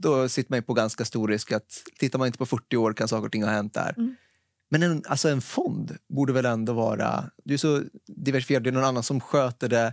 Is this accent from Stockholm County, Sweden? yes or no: yes; Stockholm, Stockholm County, Sweden; jag är en stockholmare, född och uppväxt här